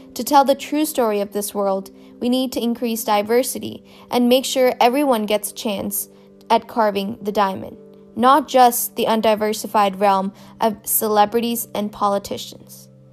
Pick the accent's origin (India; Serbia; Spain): India; moved away; I'm an immigrant from India